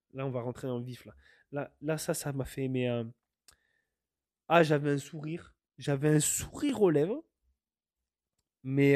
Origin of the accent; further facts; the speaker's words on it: France; now in Canada; je suis français, mais je me sens canadien quelque part